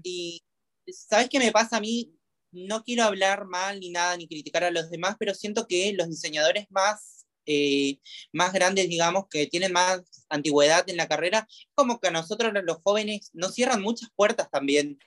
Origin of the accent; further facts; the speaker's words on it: Misiones, Argentina; moved away as an adult; now in Buenos Aires, Argentina; yo soy de la provincia de Misiones, me vine a los 19 años a Buenos ah, Aires.